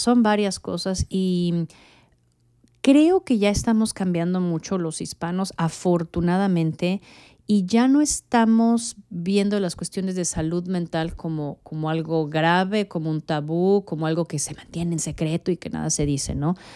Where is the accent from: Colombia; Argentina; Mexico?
Mexico; Mexico City; moved away as an adult; also born or lived in Honduras / Guatemala / Monterrey, Mexico / Miami, United States; now in Dallas, United States; yo nací en México, eh, yo soy mexicana